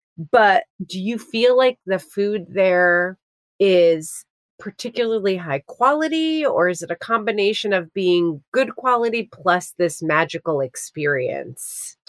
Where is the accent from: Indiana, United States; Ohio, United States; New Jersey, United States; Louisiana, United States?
New Jersey, United States; So I grew up in New Jersey and we have a Six Flags really close to us.